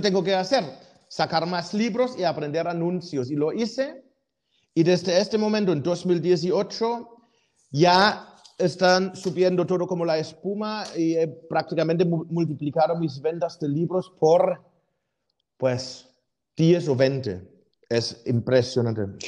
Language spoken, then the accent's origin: Spanish; Germany; moved away; siendo alemán